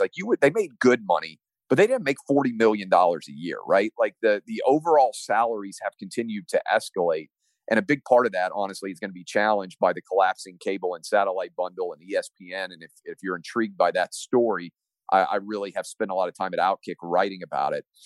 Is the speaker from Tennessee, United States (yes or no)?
yes; Tennessee, United States; I'm from Tennessee like Al Gore was.